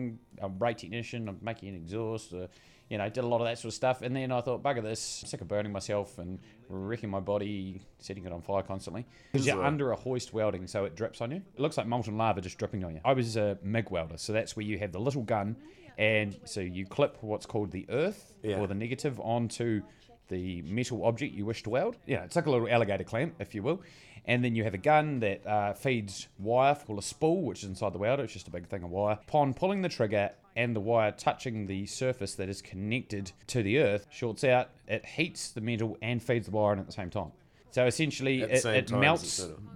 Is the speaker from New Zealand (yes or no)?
yes; Bluff, Southland, New Zealand; So to explain it, the Bluff oyster thing, I grew up in Bluff. I was a little round boy.